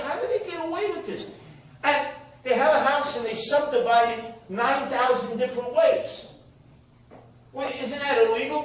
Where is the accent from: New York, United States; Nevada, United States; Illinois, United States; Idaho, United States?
New York, United States; New York City; I grew up in Canarsie, Brooklyn, mostly Italian and Jewish